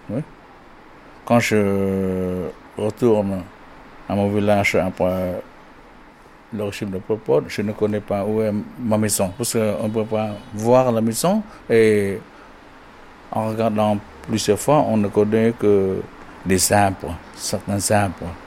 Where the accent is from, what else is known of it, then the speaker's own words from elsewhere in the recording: Kampong Cham, Cambodia; mon village natal, qui s'appelle Coco, hein, dans la province de Compontiam, dans le district de Compontium